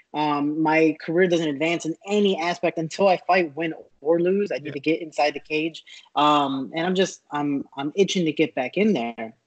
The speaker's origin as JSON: {"language": "English", "country": "United States", "said": "I'm an American"}